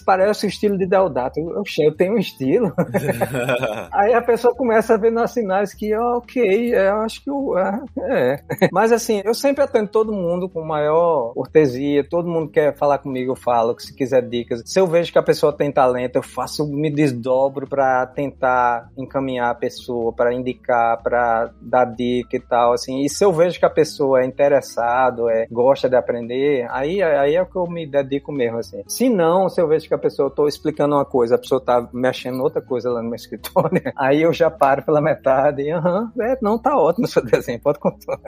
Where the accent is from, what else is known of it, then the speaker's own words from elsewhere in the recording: João Pessoa, Campina Grande, Paraíba, Brazil; also born or lived in Olinda, Pernambuco / Recife, Pernambuco; Eu só morei em João Pessoa, em Campina. E quando era pequeno, em Olinda e Recife